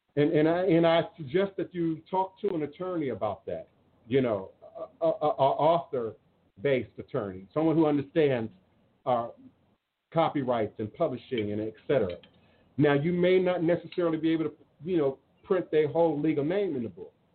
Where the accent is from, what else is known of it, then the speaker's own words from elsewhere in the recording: United States; I am more American than the Patriots